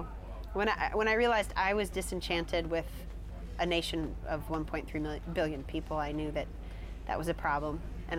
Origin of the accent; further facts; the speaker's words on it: United States; as an American traveling, touring consumer and student